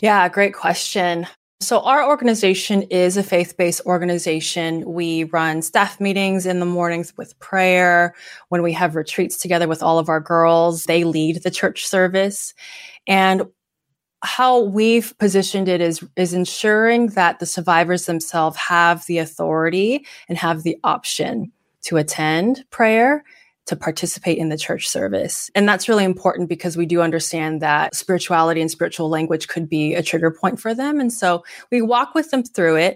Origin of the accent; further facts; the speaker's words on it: Bay Area, California, United States; I'm being born and raised in the Bay Area